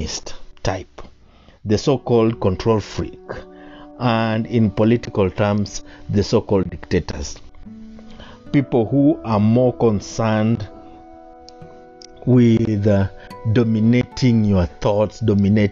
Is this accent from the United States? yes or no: no; Kenya; I am a Kenyan and I like our Constitution 2010